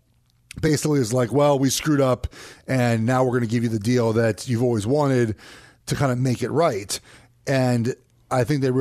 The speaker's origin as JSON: {"language": "English", "town": "Los Angeles", "region": "California", "country": "United States", "tie": "born or raised there", "said": "Because I grew up in Los Angeles, and I got to watch Dodger games, right?"}